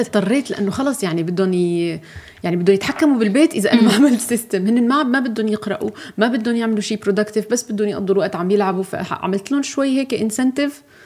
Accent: Syria; نحن عندنا بسوريا

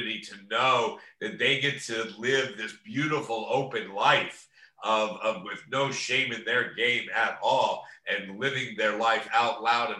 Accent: Cincinnati, Ohio, United States; now in Los Angeles, United States; We're from Cincinnati

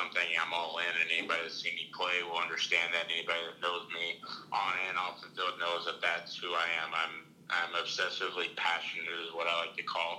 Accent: United States; I'm an American.

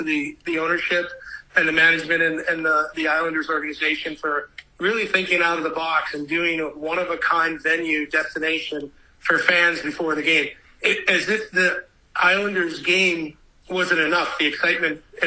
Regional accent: Michigan, United States; also born or lived in St. Louis, Missouri; I was born in St. Louis, raised in Michigan

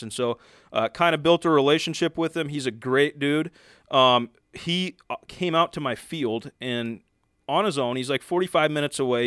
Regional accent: Oregon, United States; also born or lived in Southern California; I'm from Oregon

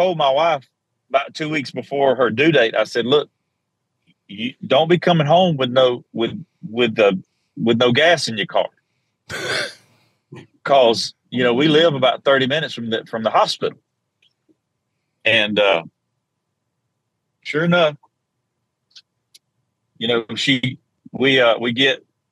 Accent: South Georgia, United States; I was strong Southern Baptist growing up in South Georgia.

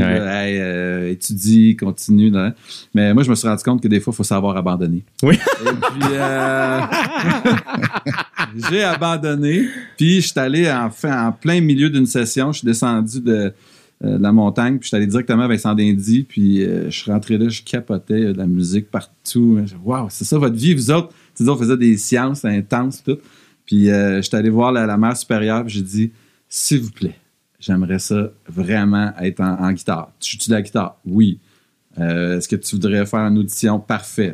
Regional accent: Drummondville, Quebec, Canada; also born or lived in Sherbrooke; now in Montreal, Canada; étant donné qu'on vient de Drummondville

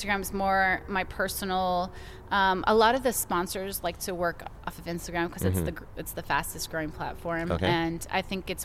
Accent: United States; I'm a Canadian player, but I'm also from the States

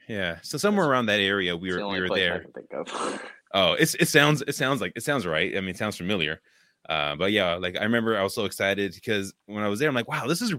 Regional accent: West Coast, United States; now in Midwest, United States; Now, of course, I grew up in the West Coast, but now, of course, I'm in the middle of the Midwest with the snow and freezing.

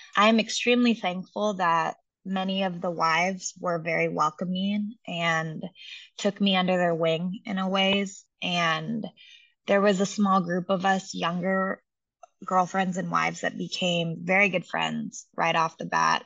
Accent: Seattle, Washington, United States; moved away as an adult; now in Los Angeles, United States; I grew up in Seattle and I went to school there.

